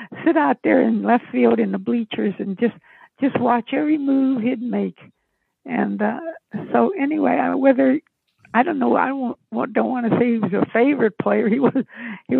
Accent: a small town outside of Pittsburgh, Pennsylvania, United States; moved away; I came from Pittsburgh, a small town outside of Pittsburgh

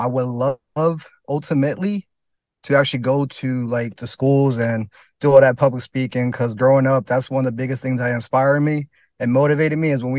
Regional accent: New Jersey, United States; So like where I'm from, it's like a mix, you know. It's like, it's farms. It's a little bit, I guess you could say hood, but then it's also beach and just city life just about 40 minutes from here.

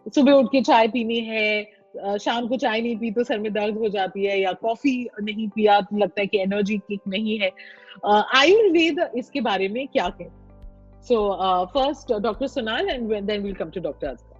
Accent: India; हम हिंदुस्तान में पैदा हुए हैं

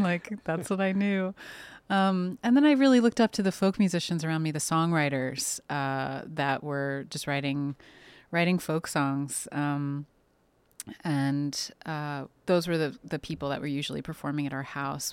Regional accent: New York City, New York, United States; they raised, uh, me and my siblings in, uh, on the Upper West Side

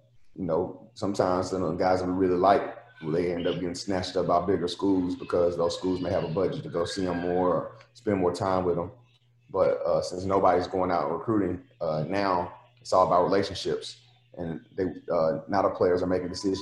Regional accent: Nashville, Tennessee, United States; I'm from Nashville, and be back in my own city, at a place that I adored so much growing up

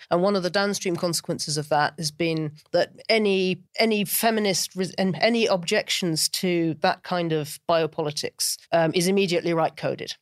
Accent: United Kingdom; now in London, United Kingdom; as a Brit

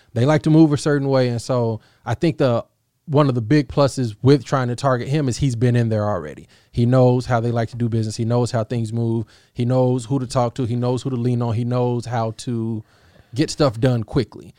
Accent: Oklahoma, United States; I grew up in Oklahoma

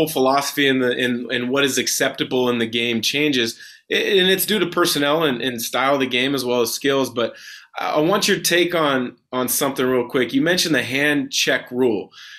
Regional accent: Vancouver, Washington, United States; also born or lived in Portland, Oregon; I grew up in Portland, moved to Vancouver when I was second grade

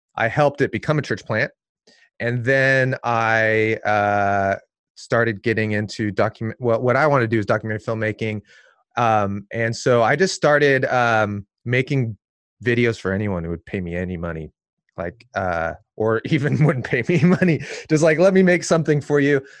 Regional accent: Seattle, Washington, United States; now in Portland, United States; I was born here in Portland, but then I grew up in the suburbs of Seattle. So Northwest kid.

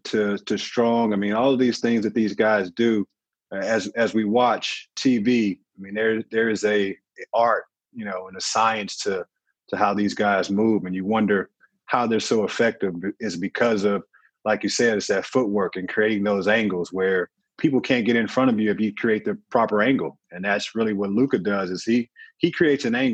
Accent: St. Louis, Missouri, United States; I'm from St. Louis, so it's not necessarily a walking city.

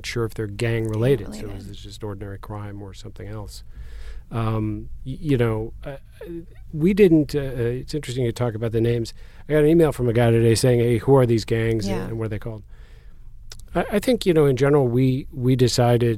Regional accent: outside of Chicago, Illinois, United States; now in San Diego, United States; I grew up outside of Chicago

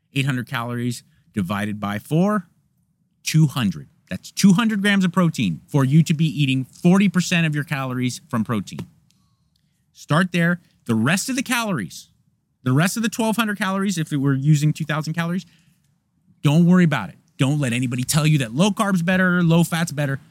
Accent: United States; I'm an American

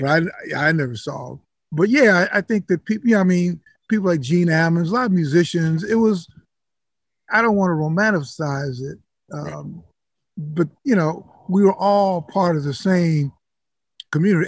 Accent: Chicago, Illinois, United States; I was growing up in Chicago

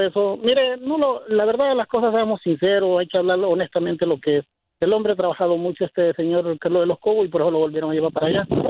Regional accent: El Salvador; now in Dallas, United States; Yo soy salvadoreño

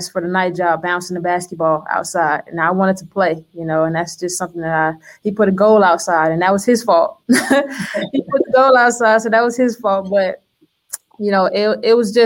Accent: Miami, Florida, United States; moved away as an adult; I grew up North Miami, Opa-locka kind of area

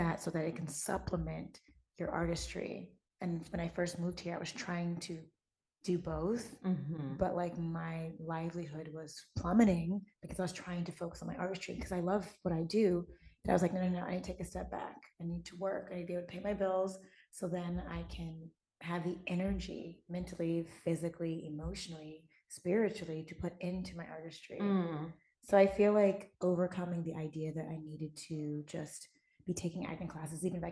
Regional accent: Midwest, United States; I'm from the Midwest

